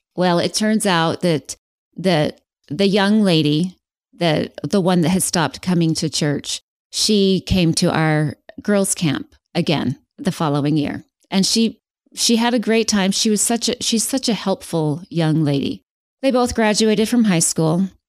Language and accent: English; West Valley City, Utah, United States; moved away as an adult; now in Phoenix, United States; I am originally from Salt Lake. So I was born and raised in West Valley